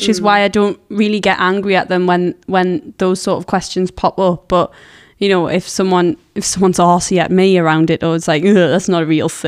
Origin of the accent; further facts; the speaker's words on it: Bencham, North East England, United Kingdom; I'm from Bencham.